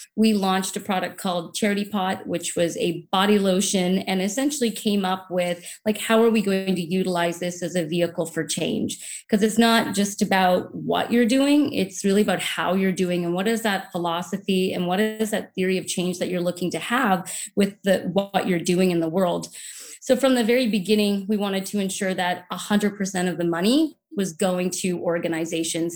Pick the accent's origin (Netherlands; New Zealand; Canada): Canada; Saint John, New Brunswick; now in Vancouver, Canada; I grew up in New Brunswick along the Atlantic Ocean on a small peninsula just outside of the city of Saint John